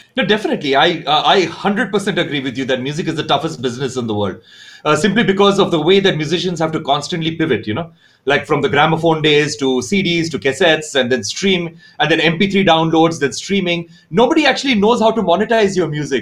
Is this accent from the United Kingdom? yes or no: no; India; born or raised there; also born or lived in Roanoke Rapids, North Carolina, United States